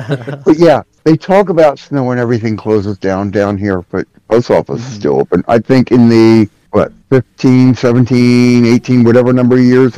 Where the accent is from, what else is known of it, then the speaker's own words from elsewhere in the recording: Philadelphia, Pennsylvania, United States; now in North Carolina, United States; I'm from Philly, so trust me, I know.